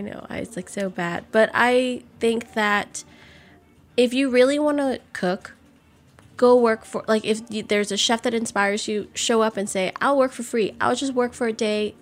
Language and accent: English; New Orleans, Louisiana, United States; growing up in New Orleans, every year you pretty much evacuate at least once